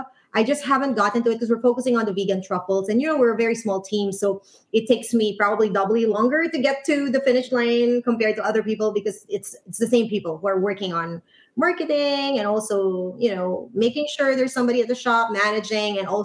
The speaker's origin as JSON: {"language": "English", "country": "Philippines", "tie": "born or raised there", "moved": "yes", "lives_now": "San Francisco, United States", "said": "I was born and raised in the Philippines. I am Irish-Filipino."}